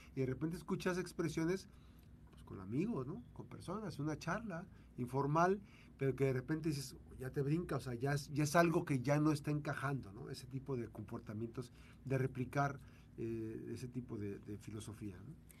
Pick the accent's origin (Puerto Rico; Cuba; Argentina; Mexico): Mexico; ya somos mexicanos o nos sentimos muy mexicanos